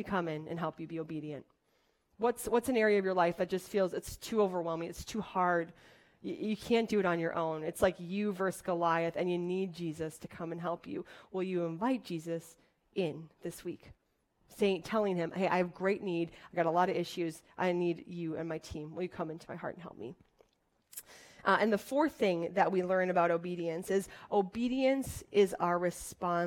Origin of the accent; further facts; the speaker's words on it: Wisconsin, United States; I'm from Wisconsin